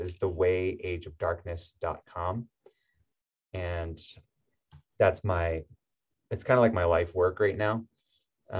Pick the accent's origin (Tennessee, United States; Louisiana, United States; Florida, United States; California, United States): California, United States; Southern; I'm from Southern California